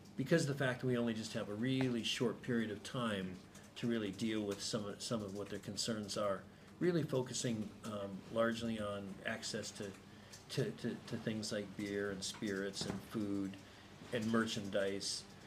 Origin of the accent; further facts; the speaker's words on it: United States; I'm an American